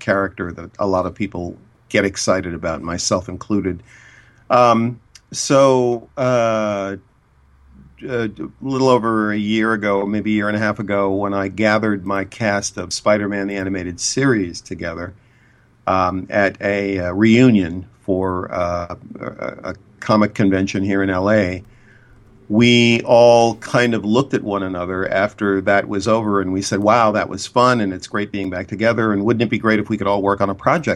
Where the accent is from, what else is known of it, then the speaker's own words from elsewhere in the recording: Boston, Massachusetts, United States; also born or lived in Cambridge, Massachusetts; I'm from Boston